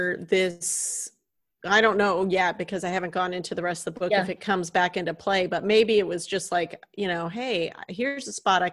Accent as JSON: {"language": "English", "region": "the South", "country": "United States", "said": "I'm from the South"}